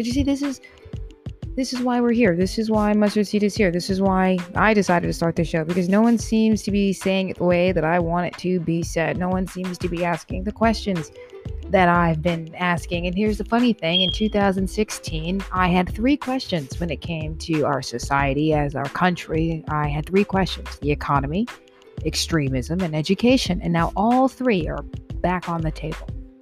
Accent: United States; as an American

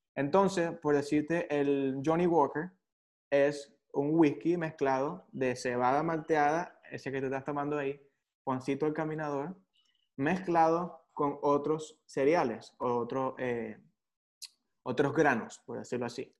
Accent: San Juan de los Morros, Guárico, Venezuela; yo nací en San Juan de los Morros

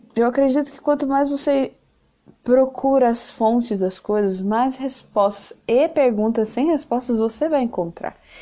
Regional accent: São Paulo, Brazil; eu sou de São Paulo, eu moro numa ilhota

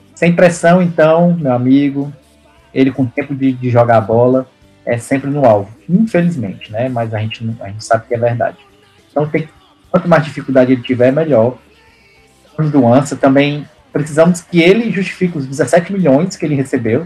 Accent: Brazil; now in Canada; eu sou do Brasil

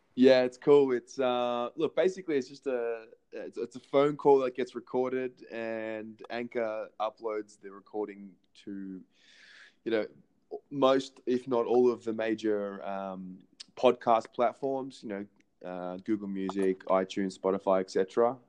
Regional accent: Melbourne, Victoria, Australia; moved away as an adult; now in Israel; I'm 27 born in Melbourne, Australia, um, and uh, obviously been been living in Israel for just over a year now

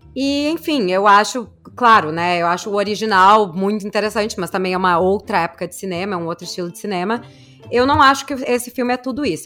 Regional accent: Brazil; sou do Brasil

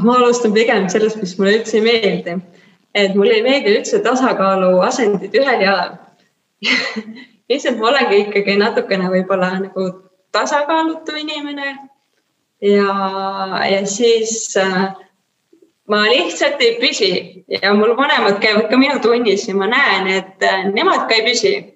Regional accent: Kehtna, Rapla County, Estonia; moved away; also born or lived in Saku / Tallinn; ma olen kogu aeg nagu üles kasvanud lapsepõlves, ma elasin väikeses kohas nimega Kehtna

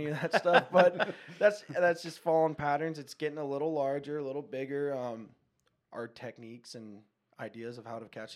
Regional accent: Encinitas, California, United States; born or raised there; also born or lived in Palm Desert, California

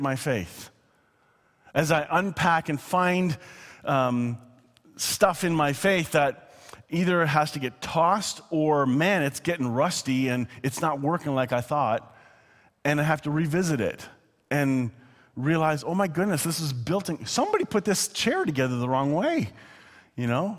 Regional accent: Canada; I'm not just saying that as a Canadian

